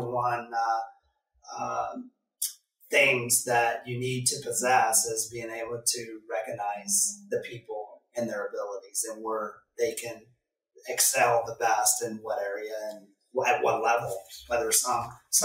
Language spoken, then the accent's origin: English; Oklahoma, United States; now in Midwest, United States; I grew up in Oklahoma